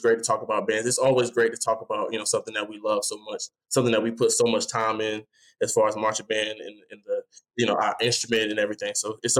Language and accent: English; Suffolk, Virginia, United States; I'm from Suffolk, Virginia as well.